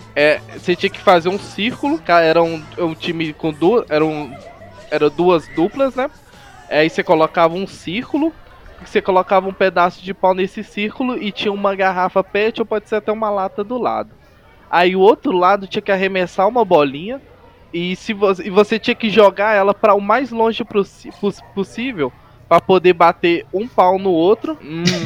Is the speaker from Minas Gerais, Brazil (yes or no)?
yes; Belo Horizonte, Minas Gerais, Brazil; Sou aqui de Belo Horizonte, melhor cidade de Minas Gerais.